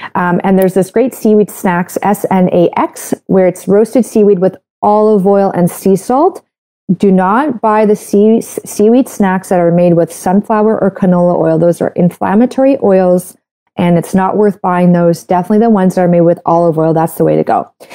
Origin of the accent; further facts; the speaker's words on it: Canada; I'm a Canadian medical doctor